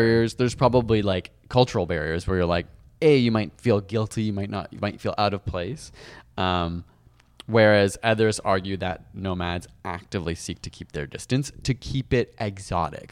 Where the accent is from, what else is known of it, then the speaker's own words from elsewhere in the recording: Canada; as a Canadian